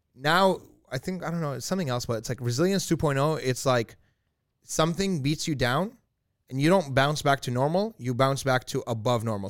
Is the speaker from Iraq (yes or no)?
yes; Iraq; moved away; I was born in Iraq